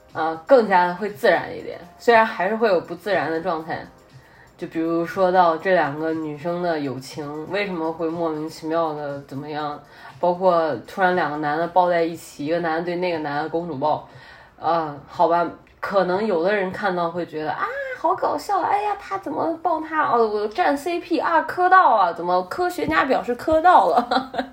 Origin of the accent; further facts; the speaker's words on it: Henan, China; accent: Henan; 我戴的是有正儿八经的荷兰话口音的